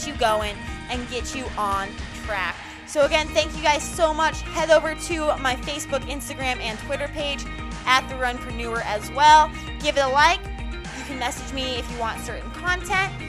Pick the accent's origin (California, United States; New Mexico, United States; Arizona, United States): New Mexico, United States; moved away; I'm from New Mexico, so it used to be a huge celebration